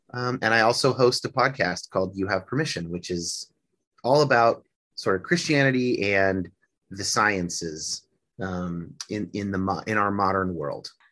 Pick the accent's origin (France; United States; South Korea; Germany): United States; near San Francisco, Northern California; now in Seattle, United States; I grew up in California, uh, in Northern California. Not, I didn't grow up in Hollywood. I grew up near San Francisco